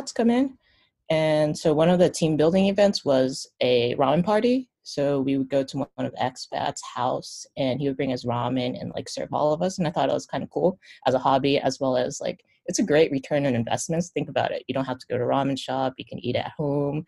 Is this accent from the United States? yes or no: yes; United States; moved away as an adult; also born or lived in Japan; I was born in America. I moved over there for a college or grad school